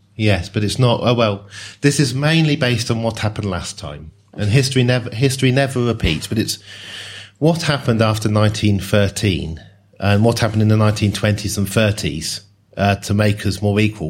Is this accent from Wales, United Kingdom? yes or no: no; Oxford, South East England, United Kingdom; also born or lived in Newcastle / Sheffield; I grew up in Oxford